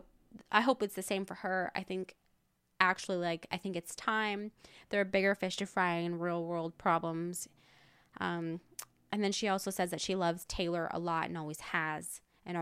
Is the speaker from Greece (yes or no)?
no; United Kingdom; Okay, I'm British.